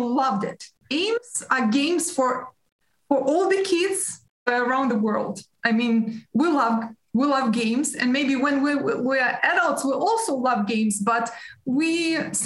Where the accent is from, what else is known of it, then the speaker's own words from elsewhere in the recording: Ukraine; I was born in Soviet Union